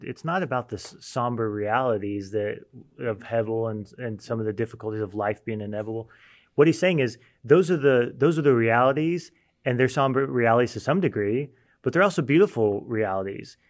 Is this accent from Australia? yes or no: no; United States; as an American